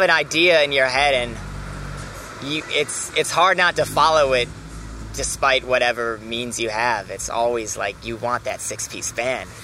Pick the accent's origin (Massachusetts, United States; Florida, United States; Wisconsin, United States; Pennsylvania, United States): Wisconsin, United States; Milwaukee; moved away as an adult; also born or lived in Los Angeles; now in New York, United States; I'm from Milwaukee